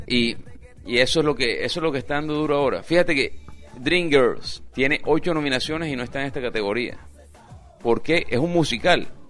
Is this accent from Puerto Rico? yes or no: no; Colombia; Yo soy colombiano